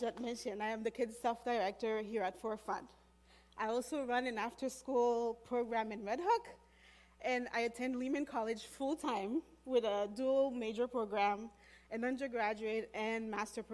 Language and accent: English; Haiti; I was born and raised in Haiti